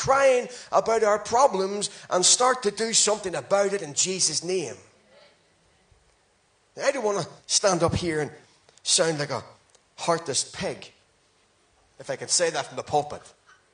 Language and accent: English; Ireland; I'm Irish